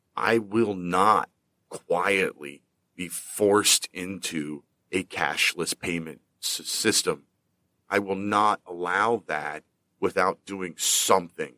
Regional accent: Pennsylvania, United States; my home state of Pennsylvania

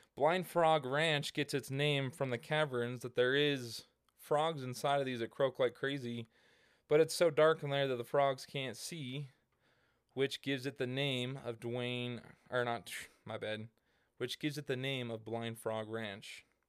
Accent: Hurricane, Utah, United States; I grew up in the small town of Hurricane Utah

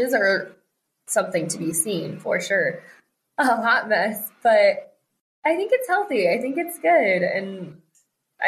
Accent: Colorado, United States; moved away as an adult; also born or lived in Texas; now in Arizona, United States; We live in Arizona, but we are originally from Colorado

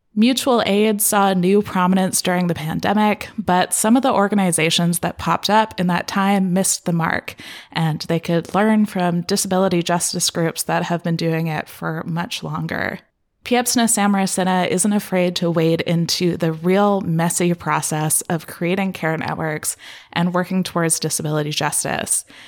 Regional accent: Canada; being Canadian

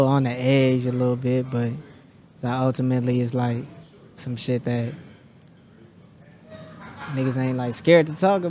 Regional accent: Kansas City, Kansas, United States; moved away as an adult; now in Los Angeles, United States; I'm from Wyandotte County. Currently residing

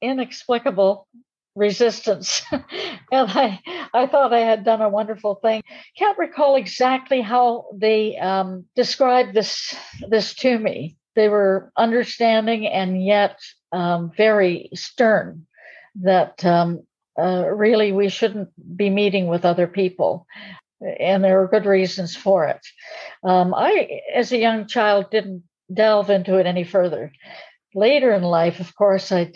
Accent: Camp X, Ontario, Canada; I was born in Campex, a Canadian citizen by birth

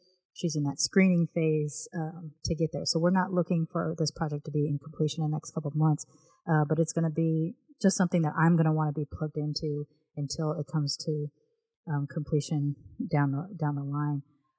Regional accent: United States; born there; I did grow up with my British grandmother living with us on and off in my childhood, I'm still American-born

